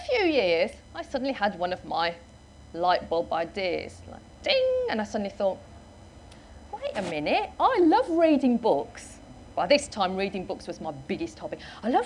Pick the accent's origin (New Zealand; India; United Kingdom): United Kingdom; Wolverhampton, West Midlands; I was born in Wolverhampton in the West Midlands.